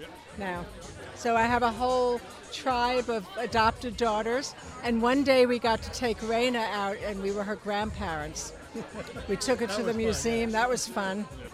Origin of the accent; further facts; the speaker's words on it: New Jersey, United States; now in Phoenix, United States; We're from New Jersey, and I'm a Jersey girl. I don't pump gas. We moved to Phoenix